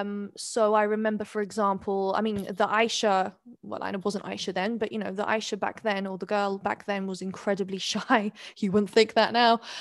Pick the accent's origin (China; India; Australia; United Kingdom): United Kingdom; London; accent: very English; also born or lived in Neath, Wales / Skewen, Wales; at six years old, my mother decided to relocate to London